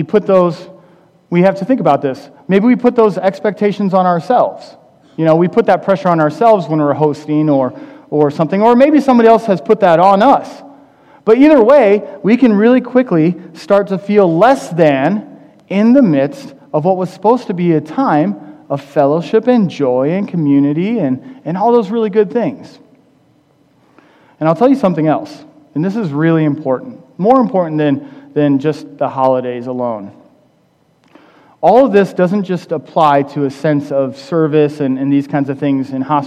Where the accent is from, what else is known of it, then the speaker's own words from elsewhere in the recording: Midwest, United States; I'm from the Midwest